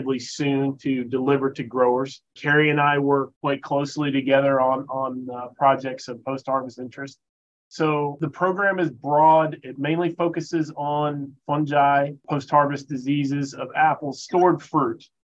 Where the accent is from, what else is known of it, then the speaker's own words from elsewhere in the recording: Florida, United States; moved away as an adult; I'm originally from Florida, a native